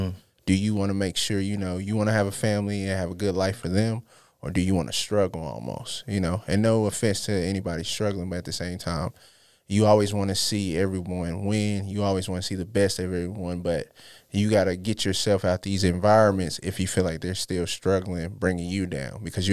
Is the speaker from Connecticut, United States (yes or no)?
no; Charlotte, North Carolina, United States; also born or lived in Los Angeles; L.A., South Central. I claim Charlotte as well because I've been here majority. But it started from the roots of there, but just mostly coming back and forth and then Charlotte just kind of raised me